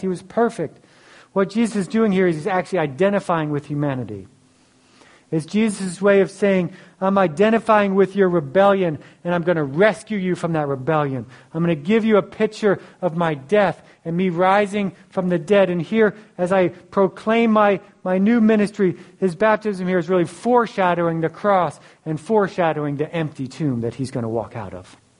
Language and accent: English; Philadelphia, Pennsylvania, United States; I grew up in Philly.